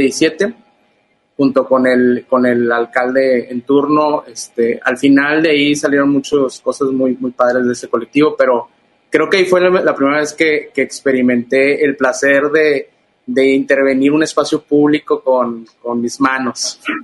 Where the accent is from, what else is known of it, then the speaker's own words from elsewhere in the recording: Ciudad Victoria, Tamaulipas, Mexico; en Ciudad Victoria, que es mi ciudad natal, eh, Tamaulipas